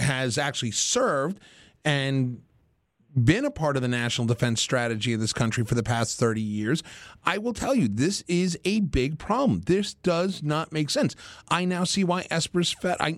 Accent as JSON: {"language": "English", "region": "Massachusetts", "country": "United States", "said": "you're a Massachusetts like me"}